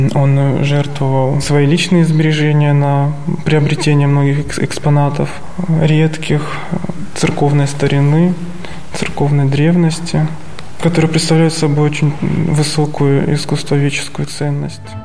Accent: Stavropol Krai, Russia; moved away as an adult; now in Sergiev Posad, Russia; Я родом из Ставропольского края

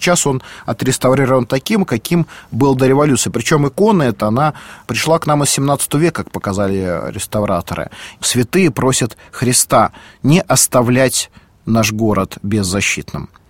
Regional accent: Moscow, Russia; я, как и многие москвичи

